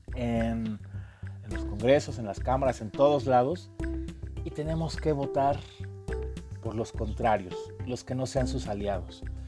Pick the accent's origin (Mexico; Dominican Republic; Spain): Mexico; nosotros como mexicanos